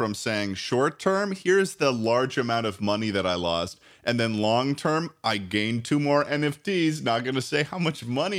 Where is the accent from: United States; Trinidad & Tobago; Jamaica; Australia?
United States; East Coast; we're all from the East Coast